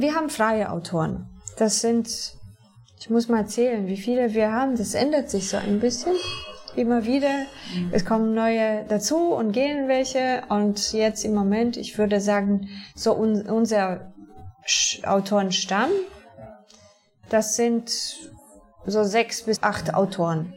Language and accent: German; near Częstochowa, Silesian Voivodeship, Poland; German is a second language; moved away as an adult; now in Berlin, Germany; Ich komme aus der Nähe von Częstochowa. Das ist in der Nähe von Katowice